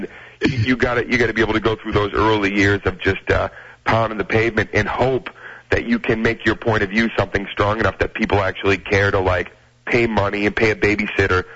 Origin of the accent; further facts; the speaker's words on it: Boston, Massachusetts, United States; I'm from Boston